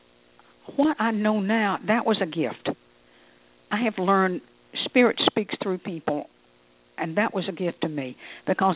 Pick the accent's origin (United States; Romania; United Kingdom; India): United States; I'm an American.